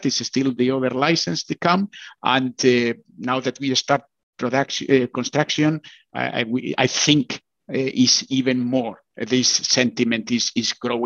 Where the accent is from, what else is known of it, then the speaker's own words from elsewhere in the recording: Bilbao, Basque Country, Spain; I come from Bilbao, so it's very close to Pamplona